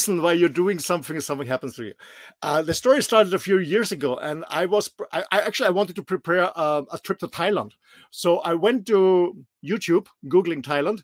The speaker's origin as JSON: {"language": "English", "country": "Austria", "tie": "born or raised there", "also_born_or_lived": "Mallorca", "second_language": "English", "moved": "as an adult", "said": "I'm born and raised in a small but beautiful country in the middle of Europe, in Austria."}